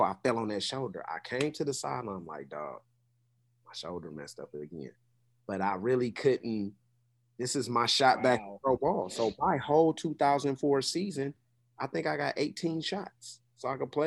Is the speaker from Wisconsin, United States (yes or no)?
no; Oakland, California, United States; also born or lived in British Columbia; I'm being from Oakland